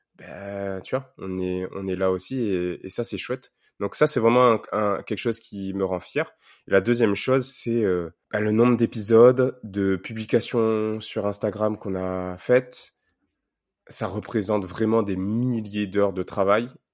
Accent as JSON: {"language": "French", "country": "Réunion", "moved": "yes", "said": "quand on est réunionnais qu'on est loin pour euh, garder un contact avec la Réunion"}